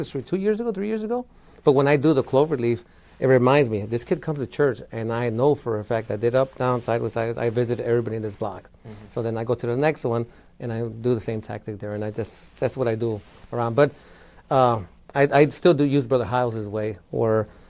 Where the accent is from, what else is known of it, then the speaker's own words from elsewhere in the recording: Chicago, Illinois, United States; moved away as an adult; also born or lived in Florida; I was from Chicago.